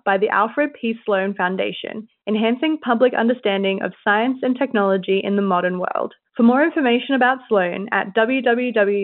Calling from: Alice Springs, Northern Territory, Australia; I'm calling from Alice Springs, Northern Territory, Australia.

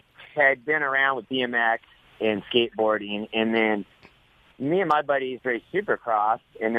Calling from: Temecula, California, United States; From home in Temecula. Here in Southern California.

